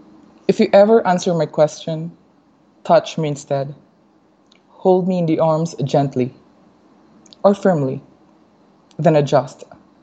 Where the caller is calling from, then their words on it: Guatemala; I'm actually in Guatemala right now.